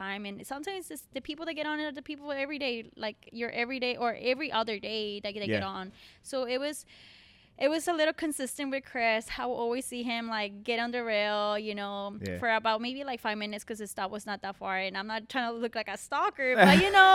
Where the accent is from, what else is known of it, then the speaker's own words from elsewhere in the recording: Colombia; English is a second language; moved away; I'm from Colombia.